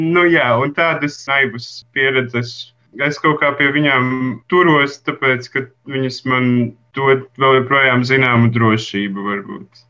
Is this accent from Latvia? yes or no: yes; Madona, Madona Municipality, Latvia; moved away; also born or lived in Riga; es esmu no Lazdonas pagasta, drusku ārpus Madonas